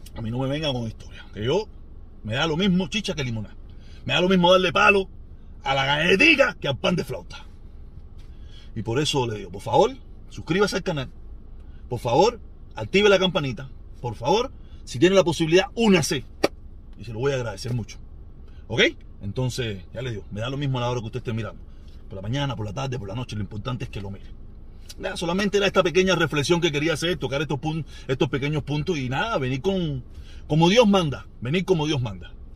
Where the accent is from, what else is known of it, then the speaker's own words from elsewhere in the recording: Cuba; moved away; hace mucho tiempo que me fui de Cuba